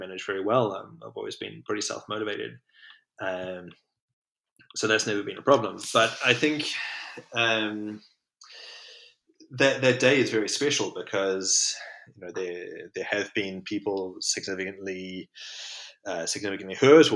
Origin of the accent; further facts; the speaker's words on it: New Zealand; growing up in New Zealand